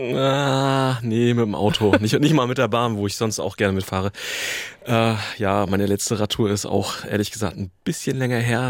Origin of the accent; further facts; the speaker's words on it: Northern Germany, Germany; bei uns in Norddeutschland